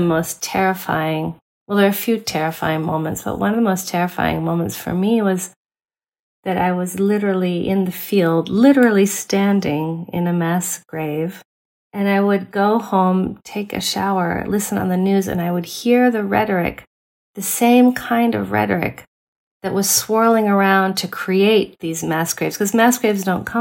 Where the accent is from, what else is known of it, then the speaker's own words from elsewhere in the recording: United States; as an American anthropologist